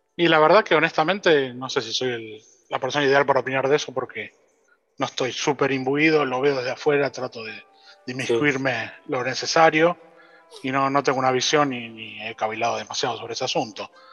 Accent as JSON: {"language": "Spanish", "country": "Argentina", "said": "Que todos nos cuesta el triple pero como los argentinos mismos"}